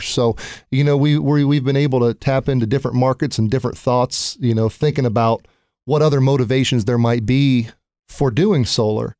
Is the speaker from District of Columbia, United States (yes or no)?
no; Newark, Ohio, United States; also born or lived in Cincinnati, Ohio; I'm from Newark, Ohio